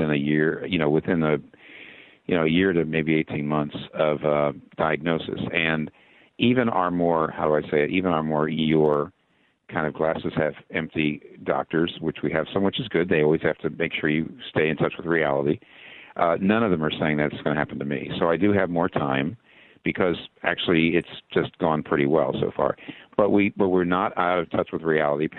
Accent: Philadelphia, Pennsylvania, United States; moved away; I'm not a Pittsburgher. You know, I'm from the Philadelphia area

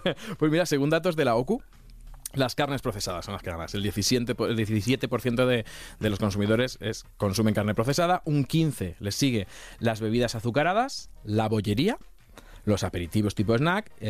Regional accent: Castilla-La Mancha, Spain; yo soy de Castilla-La Mancha.

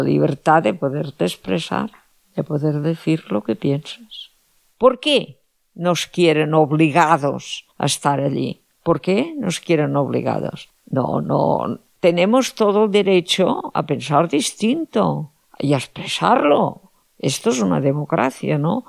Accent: Catalonia, Spain; first language Catalan; Spanish is a second language; Soy catalana, vivo en Cataluña

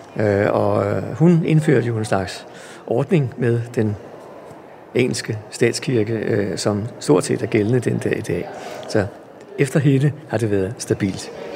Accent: Helsingør, Capital Region of Denmark, Denmark; jeg er vokset op i Helsingør

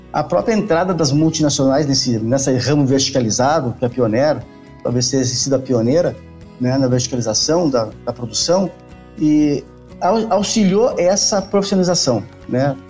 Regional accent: Pelotas, Rio Grande do Sul, Brazil; moved away as an adult; also born or lived in Bagé / Uruguaiana; now in Rio Verde, Brazil; eu sou o tipo gaúcho da fronteira, né? Porque nasci em Bagé, me criei em Uruguaiana, né? Depois, por um tempo, já com, na, na infância, ainda fui para Pelotas e fiquei lá uns 18 anos

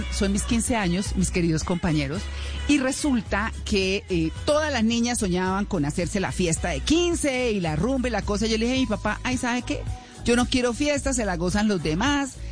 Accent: Bogotá, Colombia; born there; also born or lived in Caquetá / Tolima / Boyacá / Santander; finalmente llegué a Bogotá y me quedé en Bogotá, en mi tierra, en mi tierra de nacimiento. Eh, como lo dije en el funeral de mis papás, tengo muchas tierras adoptivas. Eh, tengo el Caquetá, el Tolima, Boyacá y Santander

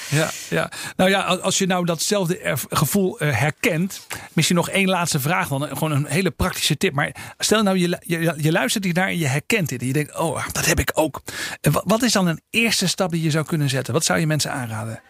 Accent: Netherlands; we al gauw als Nederlanders

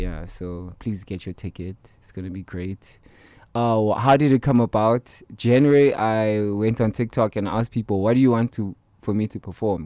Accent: Soweto, Gauteng, South Africa; growing up in Soweto

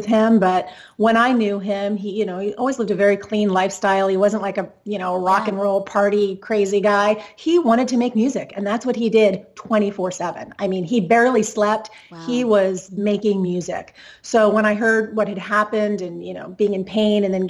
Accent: Southern California, United States; growing up in Southern California

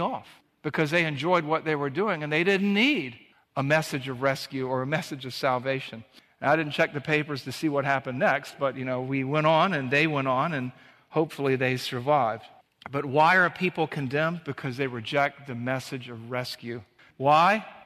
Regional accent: Savannah, Georgia, United States; the beach where we grew up in Savannah, Georgia

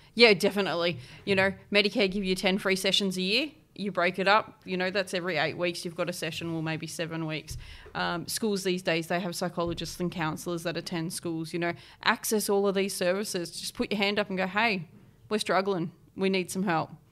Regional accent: East Coast, New South Wales, Australia; now in Adelaide, Australia; I grew up on the East Coast between sort of Port Macquarie, Newcastle, Sydney areas, floated around

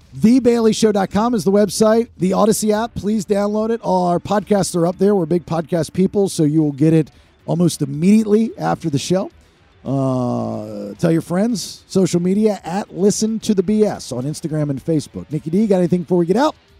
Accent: Maryland, United States; growing up in Maryland

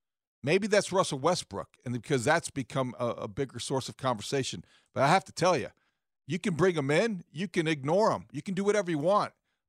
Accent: Beijing, China; Well, it was tough growing up in Beijing.

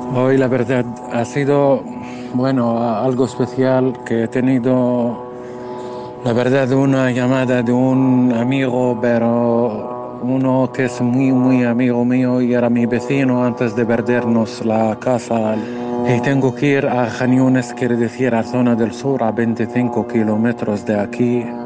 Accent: Gaza, Gaza Strip, Palestine; soy ciudadano de la franja de Gaza y vivo en la ciudad Gaza misma

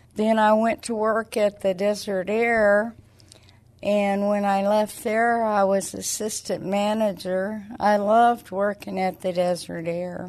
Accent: Clovis, New Mexico, United States; moved away; also born or lived in Alamogordo, New Mexico; was born and raised in Clovis, New Mexico. I lived there my whole life

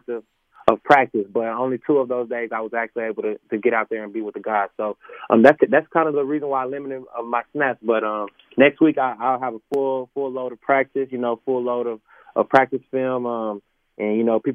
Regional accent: Dallas, Texas, United States; I'm from Dallas, Texas, first time being out here

